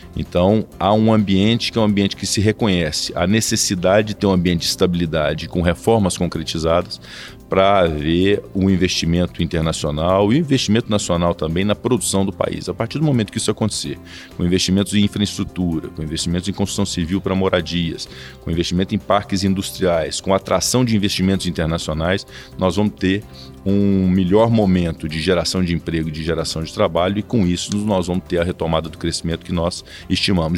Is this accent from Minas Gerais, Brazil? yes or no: yes; Passos, Minas Gerais, Brazil; moved away; also born or lived in Belo Horizonte; Vim do interior da cidade de Passos para estudar em Belo Horizonte